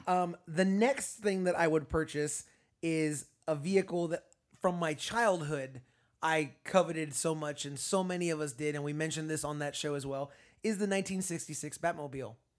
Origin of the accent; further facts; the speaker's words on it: Florida, United States; I'm from Florida